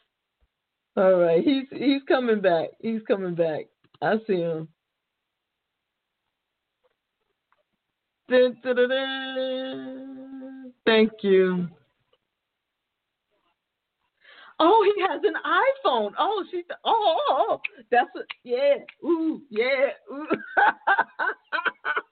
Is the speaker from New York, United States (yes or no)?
yes; New York City, New York, United States; moved away as an adult; now in New Jersey, United States; I'm born and raised in the Bronx and spent most of my life in New York, still work in New York, and now live in Jersey